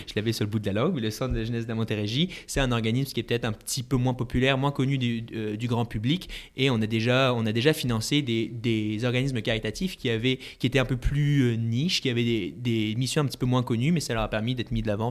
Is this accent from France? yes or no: yes; France; now in Montreal, Canada; je suis français